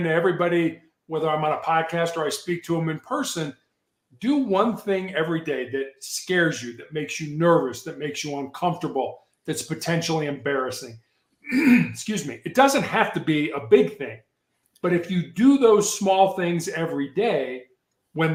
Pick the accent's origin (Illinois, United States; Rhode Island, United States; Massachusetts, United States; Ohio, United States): Illinois, United States; Chicago; moved away; When I was growing up in Chicago